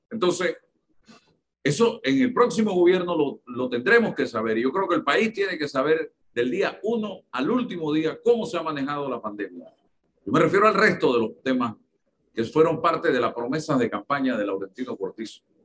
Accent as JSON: {"language": "Spanish", "country": "Panama", "said": "estoy hablando como panameño"}